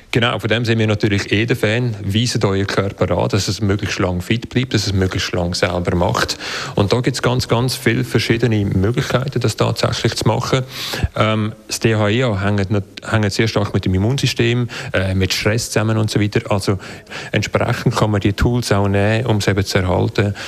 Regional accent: Switzerland

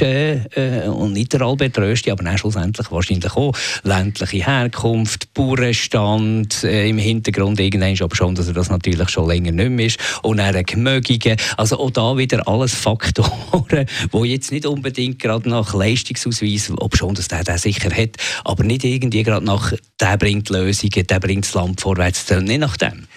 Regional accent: Bern, Switzerland; als Berner

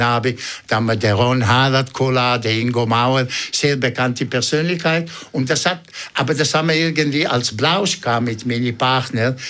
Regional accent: Ticino, Switzerland; German is a second language; moved away as an adult; now in Zurich, Switzerland; als richtige Tessiner

